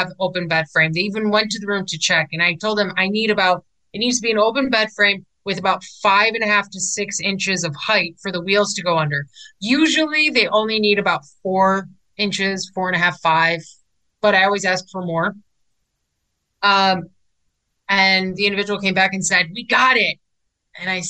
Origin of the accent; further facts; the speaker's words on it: Chicago, Illinois, United States; I'm actually originally from Chicago